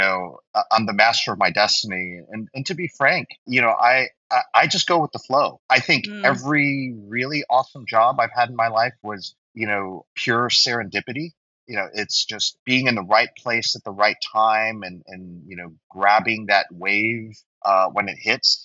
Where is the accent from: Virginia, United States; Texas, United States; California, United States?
California, United States; moved away as an adult; also born or lived in New Jersey / Southeast Asia; I was born in New Jersey, but I actually grew up in California